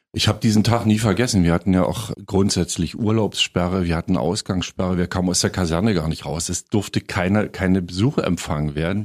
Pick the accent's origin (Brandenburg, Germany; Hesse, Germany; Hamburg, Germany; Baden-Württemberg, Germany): Brandenburg, Germany; Forst; also born or lived in Lower Bavaria / Berlin; Naundorf bei Forst, das ist mhm. mein Heimatdorf.